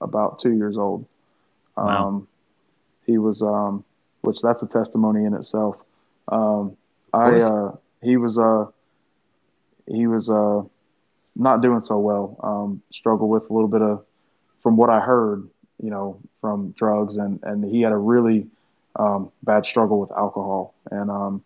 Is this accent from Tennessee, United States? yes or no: yes; Tennessee, United States; I'm from Tennessee, and me and my mom found this church when I was around probably 11 or 12